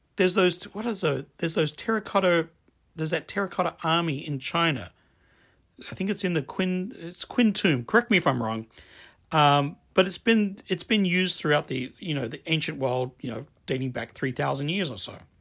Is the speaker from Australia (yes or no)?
yes; Adelaide, South Australia, Australia; I grew up in Australia